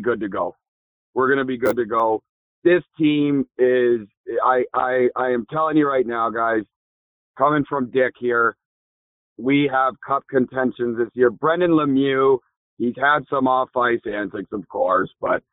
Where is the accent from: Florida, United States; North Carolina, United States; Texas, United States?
North Carolina, United States; Raleigh; I am from Raleigh.